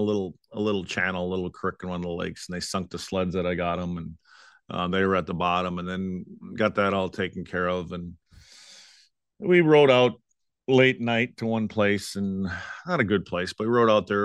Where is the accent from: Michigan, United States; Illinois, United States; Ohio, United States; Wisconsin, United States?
Wisconsin, United States; moved away; my hometown up in Wisconsin